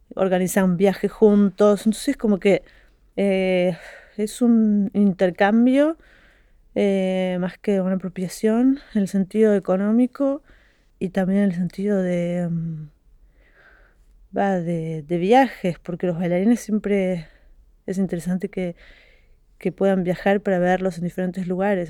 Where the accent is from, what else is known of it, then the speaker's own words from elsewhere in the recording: Argentina; moved away as an adult; also born or lived in Brussels / Paris / Montpellier; de donde yo vengo es nuevo. Porque en Argentina en todos los estratos sociales